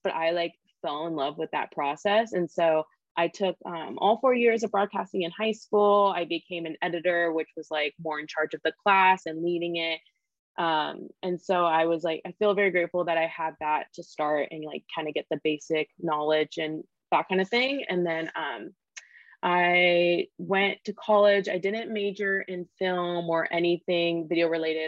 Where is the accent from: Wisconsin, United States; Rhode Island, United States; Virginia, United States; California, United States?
California, United States; Sacramento; moved away as an adult; now in Los Angeles, United States; I grew up in Sacramento. So I just moved